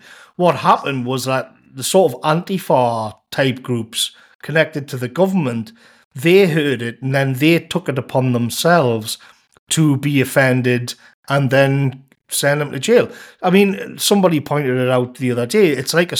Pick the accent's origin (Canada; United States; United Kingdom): United Kingdom; England; I remember the days, you know, growing up in England in the 90s